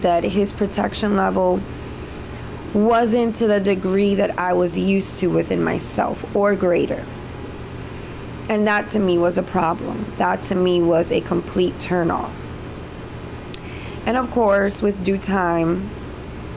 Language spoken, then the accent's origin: English; New York City, New York, United States; I'm from the city. I grew up in New York City, Spanish Harlem.